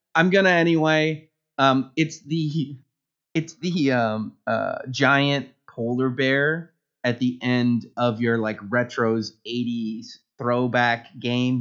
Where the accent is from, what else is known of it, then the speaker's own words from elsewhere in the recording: Canada; I am Canadian